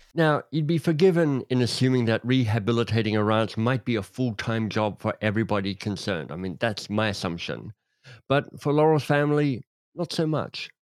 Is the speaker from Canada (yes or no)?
no; Australia; as an Australian